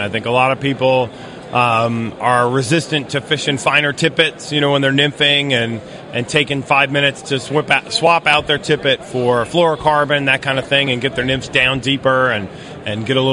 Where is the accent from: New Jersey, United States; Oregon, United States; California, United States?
New Jersey, United States; Morristown; I grew up in Morristown, New Jersey